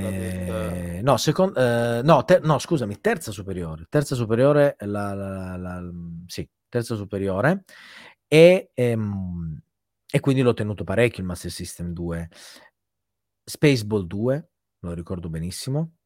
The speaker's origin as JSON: {"language": "Italian", "area": "province of Turin", "region": "Piedmont", "country": "Italy", "tie": "born or raised there", "said": "vivo tuttora nello stesso paese in cui diciamo sono nato, mm, in provincia di Torino"}